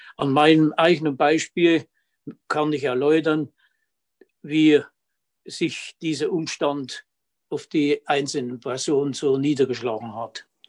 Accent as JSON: {"language": "German", "town": "Lauscha", "region": "Thuringia", "country": "Germany", "tie": "born or raised there", "said": "wohnhaft seit ewig, seit 72 Jahren in Lauschau"}